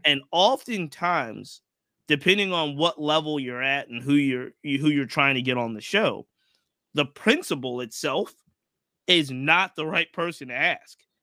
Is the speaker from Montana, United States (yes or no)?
no; Virginia, United States; I'm local, so I grew up in Virginia.